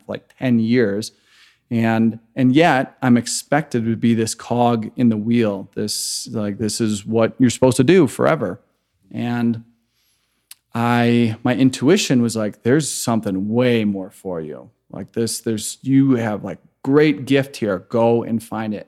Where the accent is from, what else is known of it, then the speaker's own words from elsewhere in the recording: Chicago, Illinois, United States; moved away as an adult; also born or lived in Grand Rapids, Michigan / San Francisco; I am originally from Chicago, grew up in a very conservative Christian home